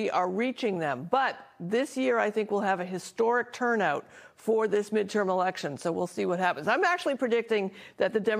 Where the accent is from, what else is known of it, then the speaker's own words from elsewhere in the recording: Portland, Oregon, United States; We're actually from Portland, Oregon